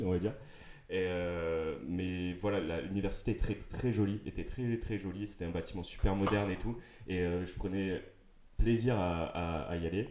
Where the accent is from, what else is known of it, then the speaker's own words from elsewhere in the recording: Toulouse, Occitania, France; je viens de Toulouse